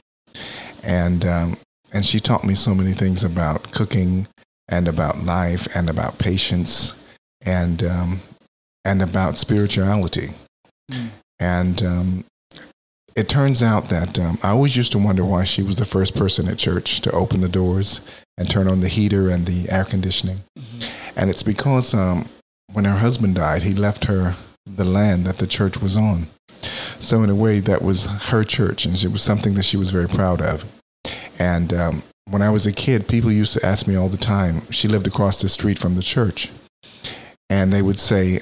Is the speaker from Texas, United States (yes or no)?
yes; Texas, United States; now in Philadelphia, United States; I grew up in Texas